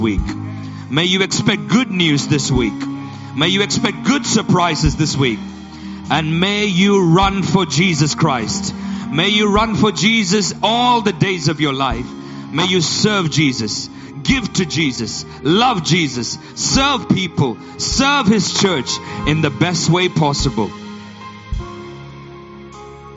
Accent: Yola, Adamawa, Nigeria; I was born in Nigeria, in Yola, Nigeria.

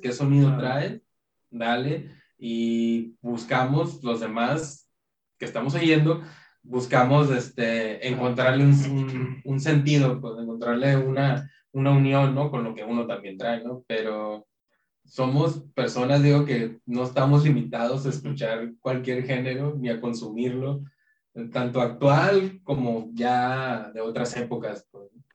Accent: Tijuana, Baja California, Mexico; nos pasó lo que a muchas bandas fronterizas le pasa, ¿no? De Tijuana

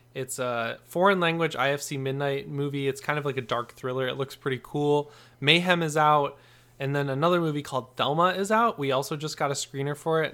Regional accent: Michigan, United States; now in Los Angeles, United States; I'm from Michigan, but I'm living

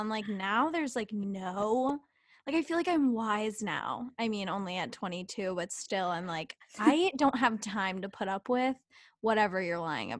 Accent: New Jersey, United States; And I'm from Jersey

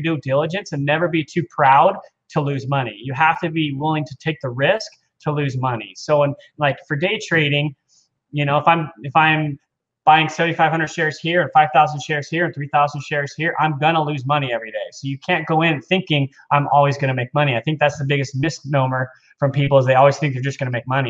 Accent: Cerritos, California, United States; also born or lived in Aliso Viejo, California / Huntington Beach, California; I grew up in Cerritos, which is next to Long Beach

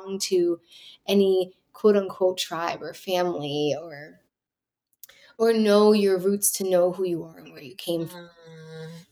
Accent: New Jersey, United States; also born or lived in New York City; I grew up in New Jersey

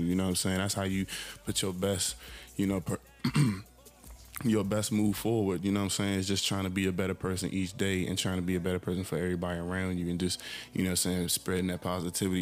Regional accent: Landover, Maryland, United States; I'm just from um, from Landover, Maryland. You know, PG County. You know, that's where I'm from.

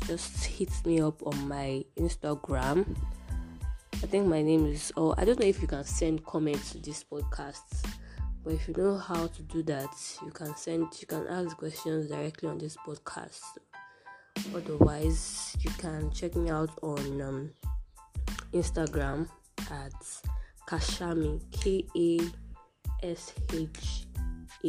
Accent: Iwo, Osun, Nigeria; I'm from Iwo, Osun State, Nigeria

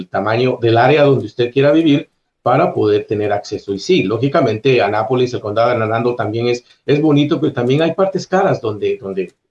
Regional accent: Guatemala; moved away as an adult; now in United States; soy de Guatemala. Guatemala.

